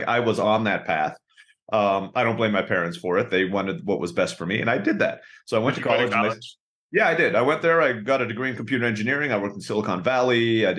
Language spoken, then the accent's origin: English; Turkey; also born or lived in Philippines; So a little bit about my background is I was born in the Philippines, grew up in Turkey.